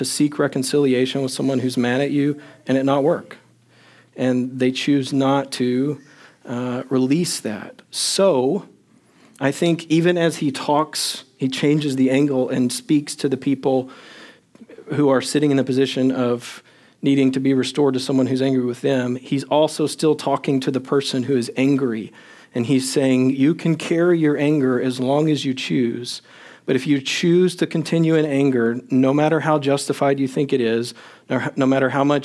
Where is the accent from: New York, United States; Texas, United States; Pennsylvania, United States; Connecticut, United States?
Texas, United States; Longview; also born or lived in Crane, Texas; I was in seventh grade, the middle of seventh grade, we moved from Longview, Texas, in East Texas, to Crane, Texas, in West Texas